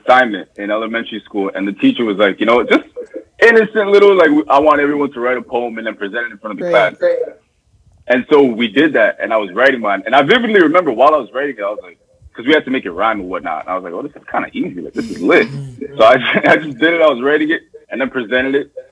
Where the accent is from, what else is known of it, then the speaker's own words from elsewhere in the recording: Toronto, Ontario, Canada; I'm from Lawrence Heights in Toronto.